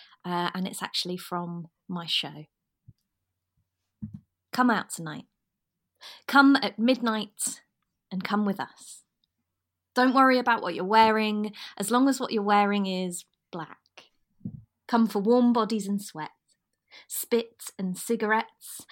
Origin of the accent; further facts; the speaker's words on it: West Norfolk, East of England, United Kingdom; I'm originally from West Norfolk, so about an hour and a half drive from Norwich.